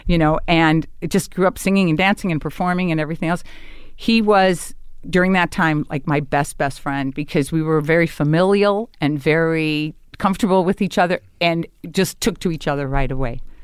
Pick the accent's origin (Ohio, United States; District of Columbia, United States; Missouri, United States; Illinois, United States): Illinois, United States; Chicago; moved away as an adult; I'm back in my hometown